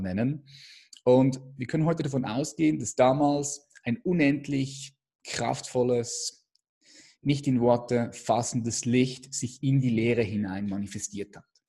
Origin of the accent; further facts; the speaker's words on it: Switzerland; ich bin Schweizer